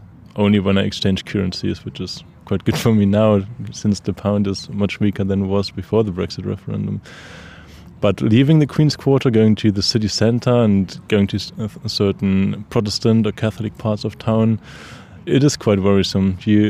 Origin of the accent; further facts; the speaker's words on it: Dortmund, North Rhine-Westphalia, Germany; moved away as an adult; now in Belfast, United Kingdom; I'm from Dortmund in the very west of Germany.